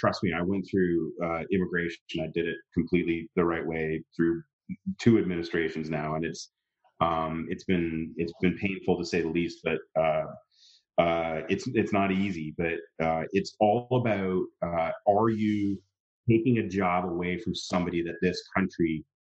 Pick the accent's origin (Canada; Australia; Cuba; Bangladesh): Canada; born or raised there; moved away as an adult; now in United States